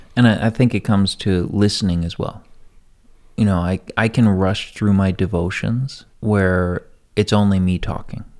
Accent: United States; I'm an American. This is my country

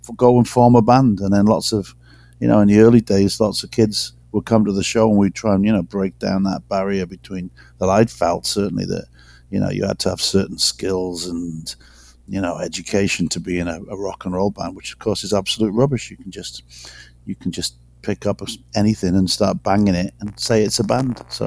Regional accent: Wales, United Kingdom; moved away; I'm not it's not a racial thing being Welsh, but it's definitely a cultural thing. I mean, I've got loads of loads of mates back in in Wales

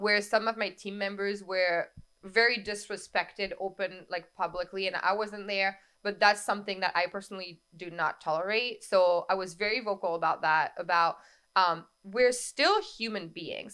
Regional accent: France; now in Capital Region, New York, United States; I was born and raised in France. My entire family is there.

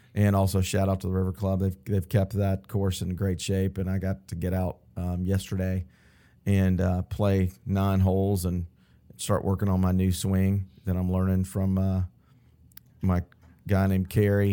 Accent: Atlanta, Georgia, United States; I'm from Atlanta. I grew up in Buckhead, um, went to Westminster High School, local here in Atlanta

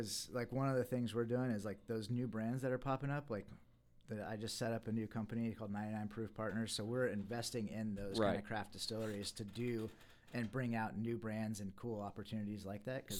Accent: Fredericksburg, United States; Yeah, well, I'm from Fredericksburg, so there's not a lot of great wine

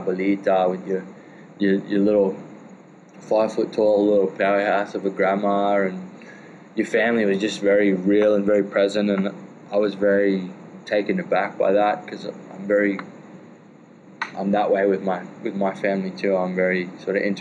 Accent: Australia; I'm from Australia.

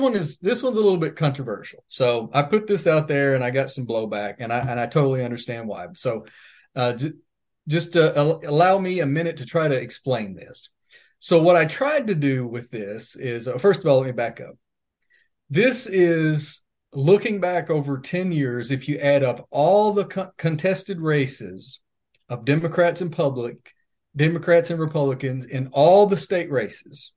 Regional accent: Leslie County, Kentucky, United States; I'm from Leslie County

